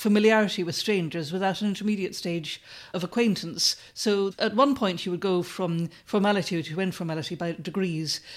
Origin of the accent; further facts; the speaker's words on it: Ireland; moved away; when I was growing up in Ireland